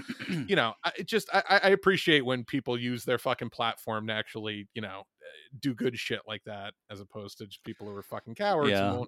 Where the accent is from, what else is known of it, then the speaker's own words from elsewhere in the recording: Michigan, United States; I'm from Michigan, you fucking racist, where are you from?